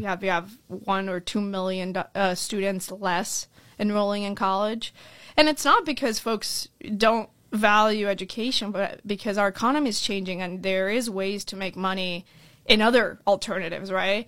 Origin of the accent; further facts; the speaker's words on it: Orlando, Florida, United States; also born or lived in Colombia / California; I was born in Columbia. Uh, my family came here when I was seven years old. We moved to Orlando, Florida, and that's kinda where I, I really grew up